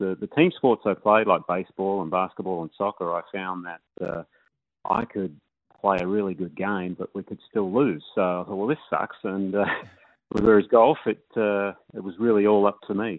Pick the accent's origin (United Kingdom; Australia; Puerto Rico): Australia; Perth, Western Australia; I grew up in Morley. So I'm a northern suburbs boy.